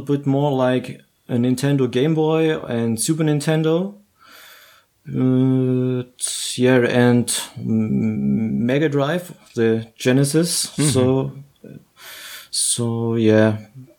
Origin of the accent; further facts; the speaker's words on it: Germany; In my hometown, they have three shops, at least. It's like 150,000 people town